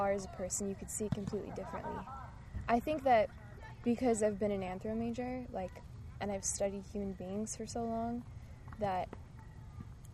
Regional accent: Irvine, California, United States; growing up in Irvine

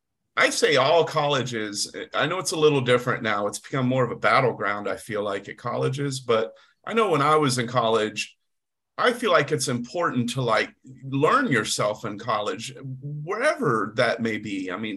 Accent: the South, United States; I'm a proud Southerner. I'm not ashamed of growing up in the South. I don't have the sweet tea accent, but I grew up hunting and fishing and scouting.

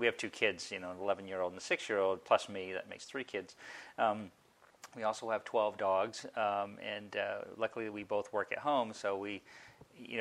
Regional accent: Maine, United States; when I had a paper route growing up in Maine

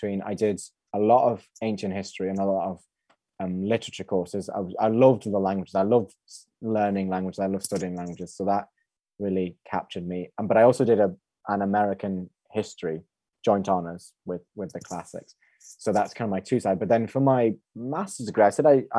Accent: Regina, Saskatchewan, Canada; moved away; I went to high school in Saskatchewan, in Regina, Saskatchewan

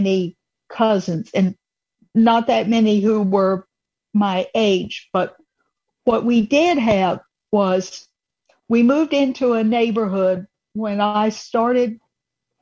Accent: Atlanta, Georgia, United States; growing up in the Atlanta area

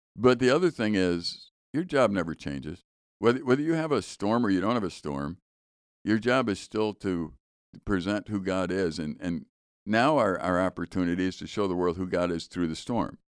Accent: Chicago, Illinois, United States; when I was in high school, I was growing up in Chicago

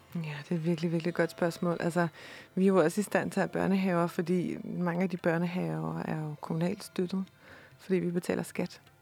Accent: Denmark; her hjemme i Danmark

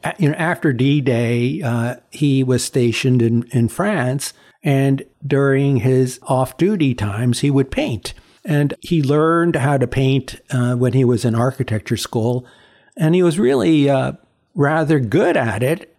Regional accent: New York City, New York, United States; first language Chinese; English is a second language; growing up in Chinatown was, um, a, a really different experience from what people typically think about growing up in New York

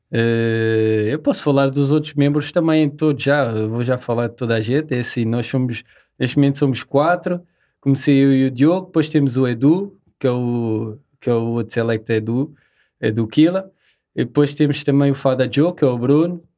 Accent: Seixal, Lisbon, Portugal; somos da Margem Sul, do Seixal.

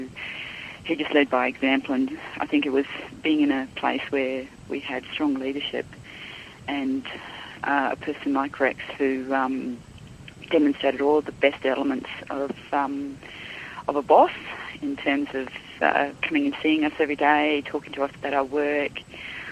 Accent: Darwin, Northern Territory, Australia; moved away as an adult; also born or lived in Perth; now in Melbourne, Australia; I was born in Darwin some decades ago, and I have lived in Darwin for most of my life, bar maybe 3 years in Perth and the last 2.5 years in Melbourne.

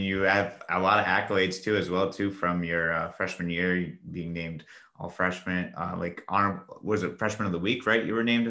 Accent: Rhode Island, United States; because I feel like we from Rhode Island were always overlooked in some sort of way.

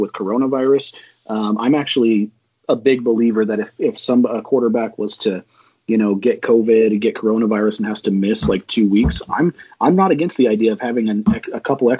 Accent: Utah, United States; I'm from Utah. I'm a Utah guy.

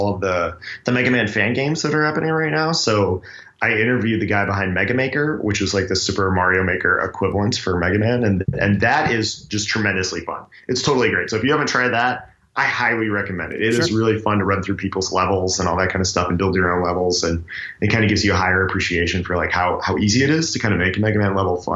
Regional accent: Scranton, Pennsylvania, United States; I grew up in Scranton.

